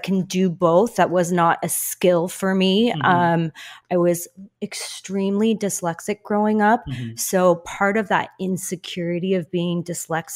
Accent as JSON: {"language": "English", "town": "Lake Forest", "region": "California", "country": "United States", "tie": "born or raised there", "said": "I grew up in El Toro, which is Lake Forest. I'm a local girl to SoCal"}